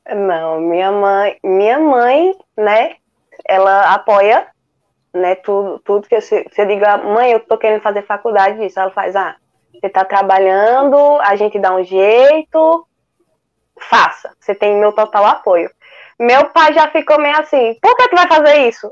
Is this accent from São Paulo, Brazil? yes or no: no; Pesqueira, Pernambuco, Brazil; aqui na minha cidade, né? Eu sou de Pesqueira, Pernambuco.